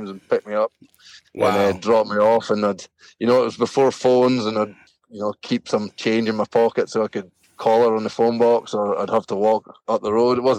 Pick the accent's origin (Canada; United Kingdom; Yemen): United Kingdom; Moray Firth coast of Scotland; now in Thurso, United Kingdom; I grew up like on the Murray Firth coast of Scotland, so like down kind of along the coast from east of Inverness